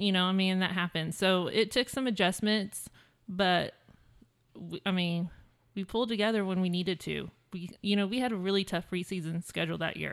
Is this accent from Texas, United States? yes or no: yes; San Antonio, Texas, United States; also born or lived in Virginia; I grew up in San Antonio, um, well, majority of my life. My dad was in the military, so we moved once to Virginia, but then pretty much we're San Antonio the rest of my life